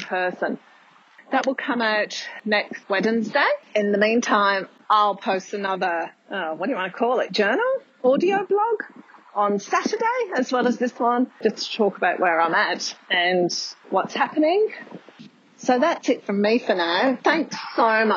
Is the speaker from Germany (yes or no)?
no; United Kingdom; now in Australia; I'm British